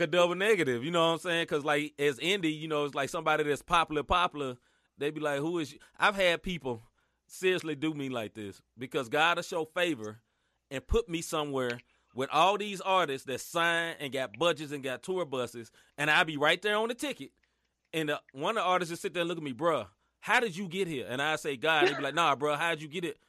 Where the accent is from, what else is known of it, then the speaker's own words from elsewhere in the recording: Memphis, Tennessee, United States; now in St. Louis, United States; I'm originally from Memphis